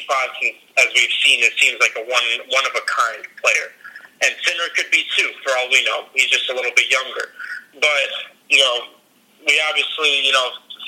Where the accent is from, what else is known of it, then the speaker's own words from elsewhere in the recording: United States; as American tennis fans